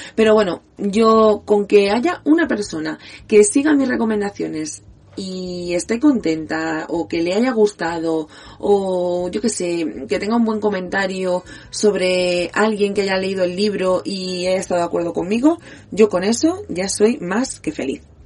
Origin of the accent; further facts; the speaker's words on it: Catalonia, Spain; soy catalana, soy niña de la TV3, del programa Club Super 3